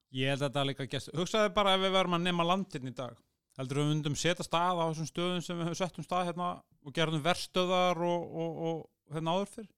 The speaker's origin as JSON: {"language": "Icelandic", "country": "Iceland", "said": "ég er Európabúi, ég er Norrlandabúi, ég er Íslendingur"}